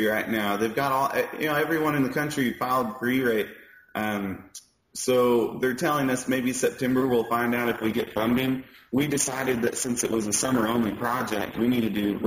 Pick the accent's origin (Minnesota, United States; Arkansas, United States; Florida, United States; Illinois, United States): Arkansas, United States; Bono; I grew up in Bono, which is like a 15-minute drive from Hoxie, so it's really close.